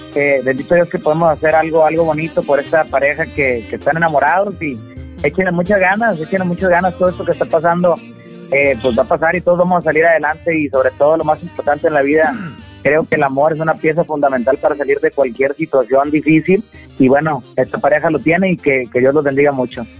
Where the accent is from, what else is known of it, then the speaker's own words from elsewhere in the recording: Michoacán, Mexico; moved away; De Michoacán